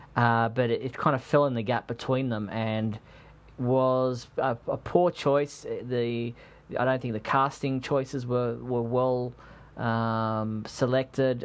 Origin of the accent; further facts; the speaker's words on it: Australia; I'm an Australian